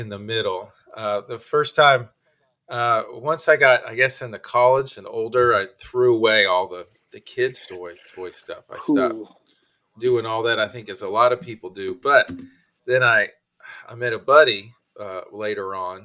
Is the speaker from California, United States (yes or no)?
yes; California, United States; now in North Carolina, United States; I was born in California